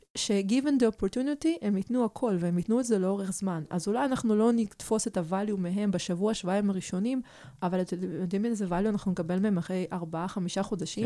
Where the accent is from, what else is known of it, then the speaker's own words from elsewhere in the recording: Arad, Southern District, Israel; Hebrew is a second language; also born or lived in Kyiv, Ukraine; כשהייתי בת תשע, אז, אה, המשפחה עלתה מקייב לערד